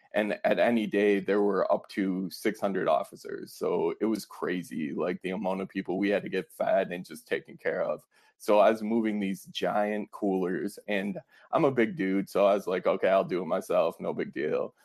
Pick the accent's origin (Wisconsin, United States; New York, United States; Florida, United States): Wisconsin, United States; Fond du Lac; I'm from Wisconsin. Um, I grew up about an hour north in Fond du Lac, Wisconsin